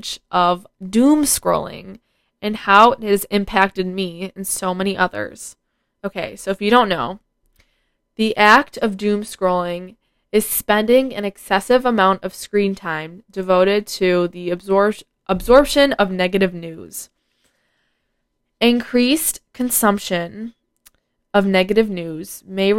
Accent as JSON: {"language": "English", "country": "United States", "said": "it's kind of embarrassing being an American right now"}